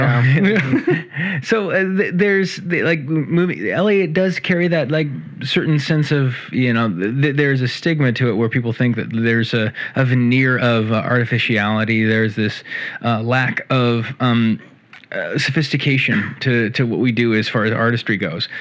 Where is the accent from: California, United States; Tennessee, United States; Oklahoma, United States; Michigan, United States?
California, United States; Central; I can say this from the perspective of a Californian. And I grew up in Central California